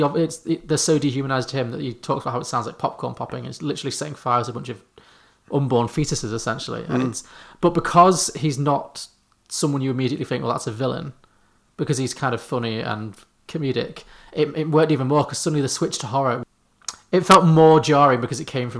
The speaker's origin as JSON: {"language": "English", "town": "Liverpool", "region": "North West England", "country": "United Kingdom", "moved": "yes", "said": "I'm from Liverpool originally"}